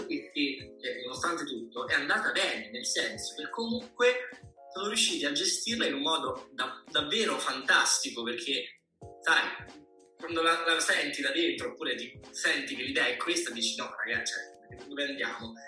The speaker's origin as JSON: {"language": "Italian", "region": "Sicily", "country": "Italy", "said": "io sono siciliano"}